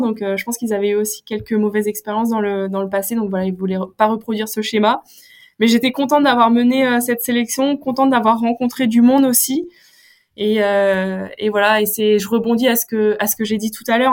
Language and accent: French; North Finistère, Brittany, France; moi je suis issue du Finistère Nord.